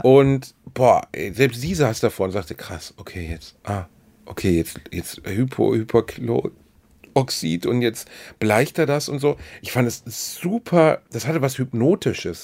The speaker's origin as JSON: {"language": "German", "town": "Gelsenkirchen", "region": "North Rhine-Westphalia", "country": "Germany", "tie": "born or raised there", "moved": "yes", "lives_now": "Cologne, Germany", "said": "Meine Heimatstadt Gelsenkirchen"}